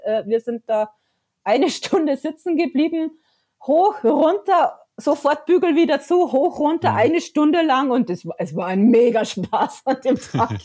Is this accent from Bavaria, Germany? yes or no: yes; near Bayernpark, Bavaria, Germany; born or raised there